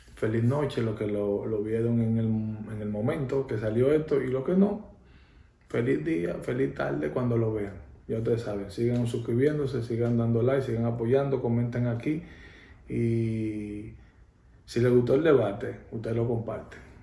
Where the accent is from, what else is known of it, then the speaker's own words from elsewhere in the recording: Dominican Republic; en mi país